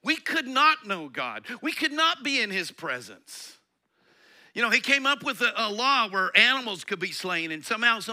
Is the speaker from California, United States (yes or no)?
no; Colorado, United States; I grew up in Colorado